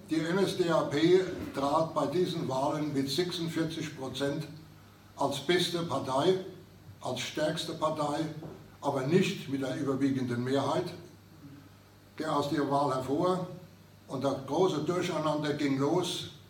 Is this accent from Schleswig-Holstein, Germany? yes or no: no; Kaiserslautern, Rhineland-Palatinate, Germany; gerade bei uns in Kaiserslautern herrschte auch noch die Besatzung